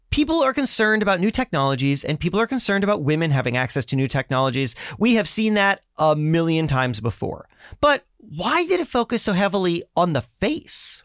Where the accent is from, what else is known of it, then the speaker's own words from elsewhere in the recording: South Florida, United States; I grew up in South Florida